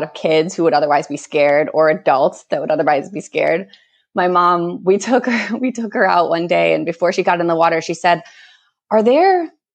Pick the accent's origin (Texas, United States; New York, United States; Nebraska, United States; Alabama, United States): New York, United States; Rochester; moved away as an adult; now in Costa Rica; I'm actually from Rochester, Buffalo area